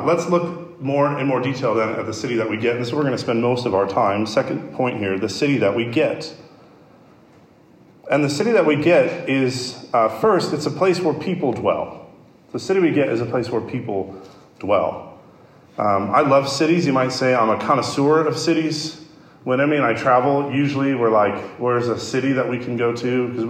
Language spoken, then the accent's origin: English; Chicago, Illinois, United States; my hometown, Chicago